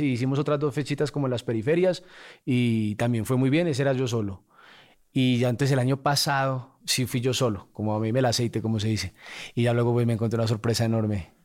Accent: Medellín, Antioquia, Colombia; Yo nací en Medellín y me criaba aquí

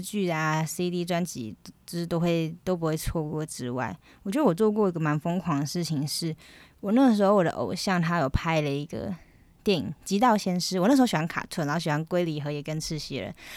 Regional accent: Taiwan; 身为台湾人，身为台湾人真的是很幸福、很幸运的一件事情

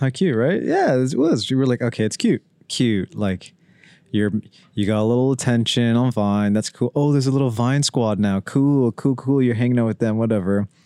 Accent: Pickering, Ontario, Canada; We're from Pickering

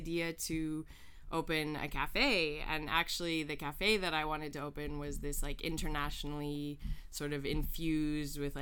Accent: Calgary, Alberta, Canada; moved away as an adult; also born or lived in Havana, Cuba; now in Montreal, Canada; I'm originally from Calgary, Alberta

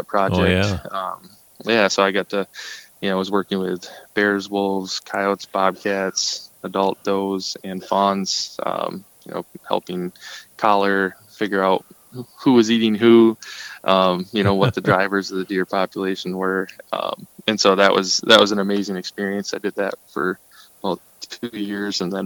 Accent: Marquette, Michigan, United States; also born or lived in Kalamazoo, Michigan; I'm actually from Marquette, at least since second grade, I think, when my family moved up to the UP from the Kalamazoo area

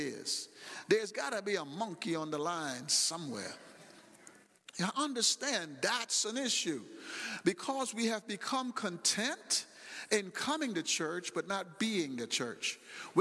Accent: United States; I'm from America

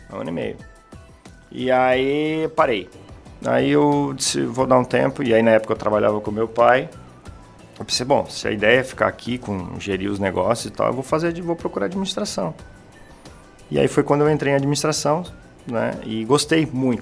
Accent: Santa Catarina, Brazil; eu sou daqui da, da região de Santa Catarina, nascido aqui em Santa Catarina.

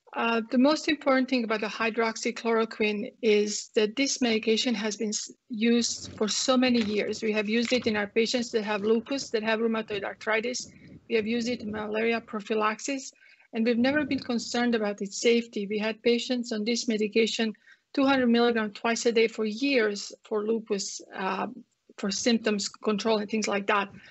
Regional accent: Croatia; English is a second language; moved away as an adult; now in Texas, United States; you guys can tell from my accent, I come from um, Croatia, from Yugoslavia.

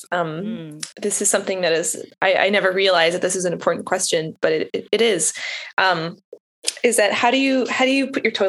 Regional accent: Canada; moved away as an adult; now in Nashville, United States; I am a university professor teaching music therapy in Nashville, Tennessee, but I am Canadian

